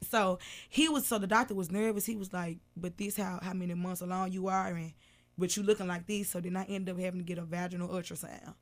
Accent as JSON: {"language": "English", "town": "Memphis", "region": "Tennessee", "country": "United States", "tie": "born or raised there", "also_born_or_lived": "Whitehaven, Memphis", "said": "I'm from South Memphis"}